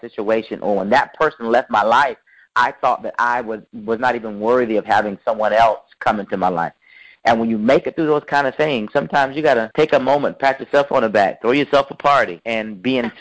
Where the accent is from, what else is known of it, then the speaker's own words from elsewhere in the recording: Raleigh, North Carolina, United States; I'm from Raleigh, North Carolina.